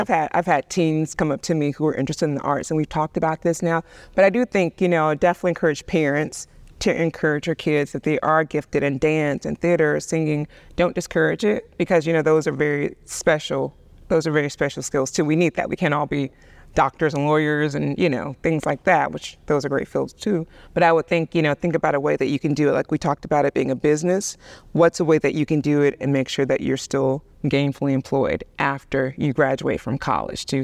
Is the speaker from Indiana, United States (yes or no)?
no; Birmingham, Alabama, United States; I grew up in the South, and Birmingham was very different than New York